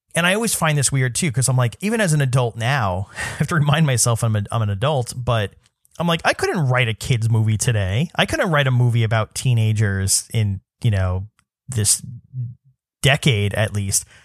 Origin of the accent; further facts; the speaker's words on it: New York City, New York, United States; I grew up in Staten Island